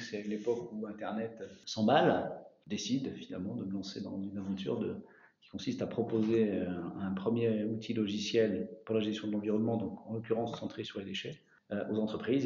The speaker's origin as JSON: {"language": "French", "town": "Paris", "region": "Île-de-France", "country": "France", "also_born_or_lived": "Mayenne", "moved": "as an adult", "lives_now": "Changé, France", "said": "je suis parisien d'origine et je suis arrivé en fin 97 en Mayenne"}